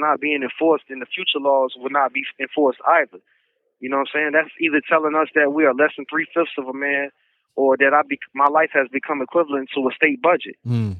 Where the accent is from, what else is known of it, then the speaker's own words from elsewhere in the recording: Chicago, Illinois, United States; also born or lived in Virginia; know, I've been back and forth between Chicago and Virginia my whole life.